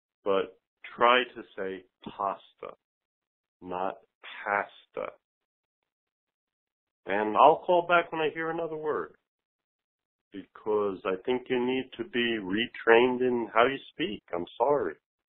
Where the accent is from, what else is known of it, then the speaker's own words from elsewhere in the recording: New Jersey, United States; accent: New Jersey; now in Tucson, United States; I'm from New Jersey, and I got that New Jersey accent.